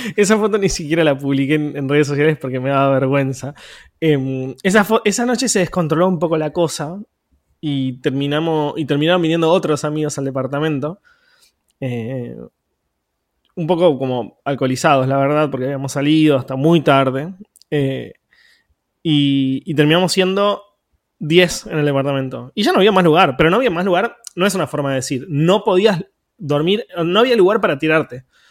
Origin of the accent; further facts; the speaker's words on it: Quilmes, Buenos Aires Province, Argentina; Quilmes, que es de donde soy